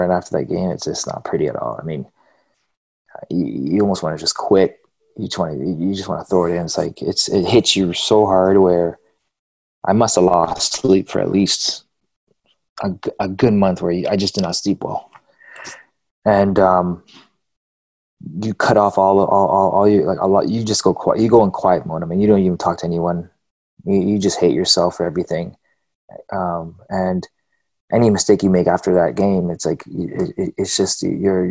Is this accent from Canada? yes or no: yes; Canada; I'm Canadian